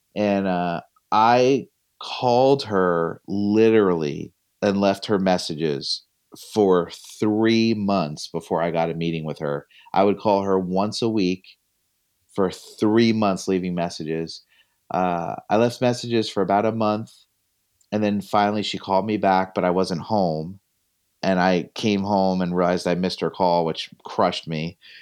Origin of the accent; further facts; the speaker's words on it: Northwest New Jersey, United States; I'm from Northwest New Jersey